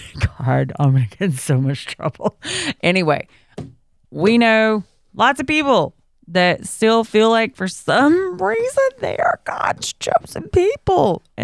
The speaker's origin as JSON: {"language": "English", "region": "Georgia", "country": "United States", "said": "so I'm from Central Georgia."}